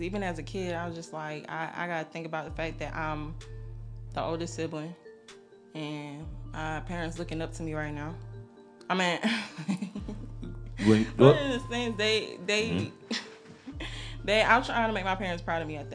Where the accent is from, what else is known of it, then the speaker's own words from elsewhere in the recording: Atlanta, Georgia, United States; also born or lived in Brooklyn, New York; I was born out there, but I was raised in Atlanta, Georgia. Well, I was raised on the South Side